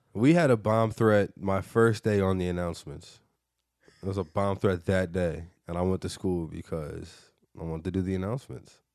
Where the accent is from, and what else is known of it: West Bloomfield, Michigan, United States; born or raised there